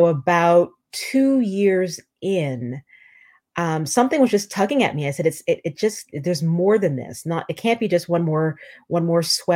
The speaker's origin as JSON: {"language": "English", "country": "Canada", "moved": "as an adult", "lives_now": "New York, United States", "said": "I'm Canadian"}